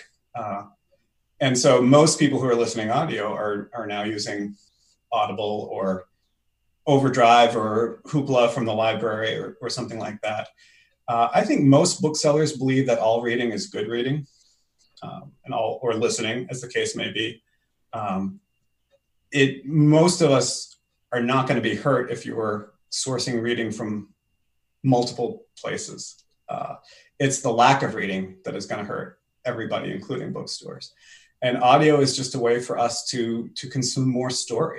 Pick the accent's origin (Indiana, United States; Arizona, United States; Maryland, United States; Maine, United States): Maine, United States; also born or lived in Ann Arbor, Michigan; now in Portsmouth, United States; I grew up in Maine